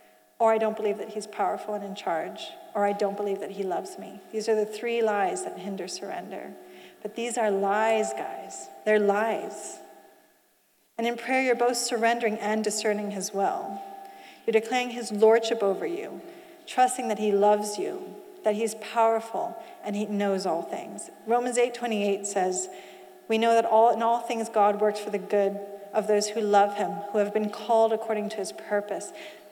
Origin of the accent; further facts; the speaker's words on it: Switzerland; also born or lived in Asia; So you see, I didn't grow up in the UK. I grew up in Asia and Switzerland.